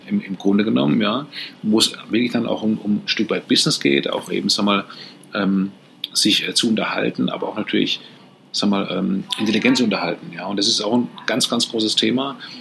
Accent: Karlsruhe, Baden-Württemberg, Germany; ich komme aus Karlsruhe, ist natürlich viel, viel kleiner

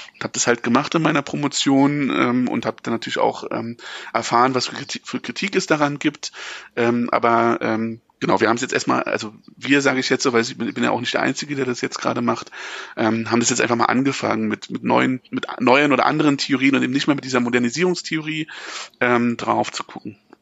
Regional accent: East Germany, Germany; als Ostdeutscher

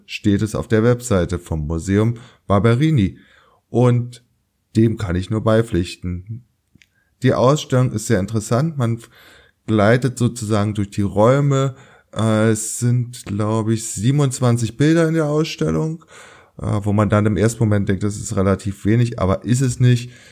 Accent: Berlin, Germany; meine Heimatstadt Berlin

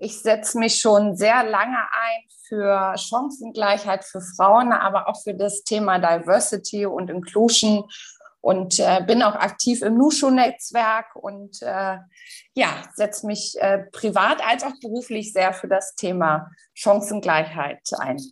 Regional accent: Berlin, Germany; moved away as an adult; also born or lived in Dubai; Ich komme ursprünglich aus Berlin, also bin auch wirklich geboren, aufgewachsen, habe äh, dort auch BWL studiert

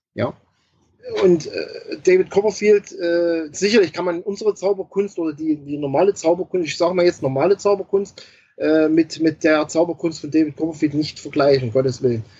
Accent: Germany; bei uns in Deutschland

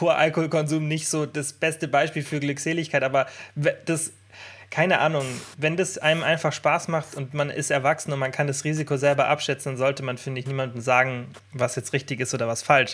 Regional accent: Bavaria, Germany; bei uns in Deutschland, ich meine bei uns in Bayern

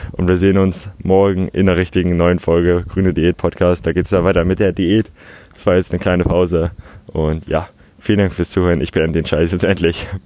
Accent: Hamburg, Germany; Bin aufgewachsen in Altona, Altonale jedes Jahr. Man kennt das Gedränge so ein bisschen.

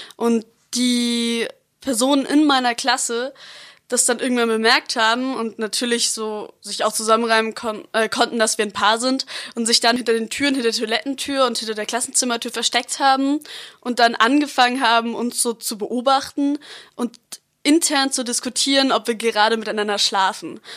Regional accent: Freiburg, Baden-Württemberg, Germany; Ich lebe seit ich geboren bin in Freiburg

